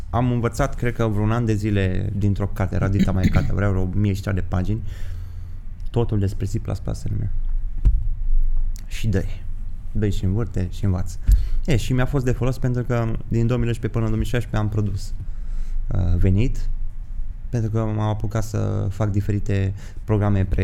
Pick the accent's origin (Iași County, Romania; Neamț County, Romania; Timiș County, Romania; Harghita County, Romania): Harghita County, Romania; Miercurea Ciuc; also born or lived in Brașov; now in Bucharest, Romania; Miercurea Ciuc. Miercurea Ciuc, ok. Mm. Dar am stat în Brașov o perioadă de timp și acum în București.